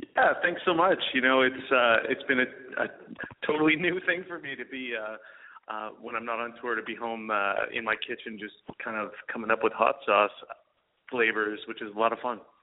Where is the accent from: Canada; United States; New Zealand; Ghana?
Canada; Alberta; I'm an Alberta boy, so I grew up uh, just north of Montana in uh, a province called Alberta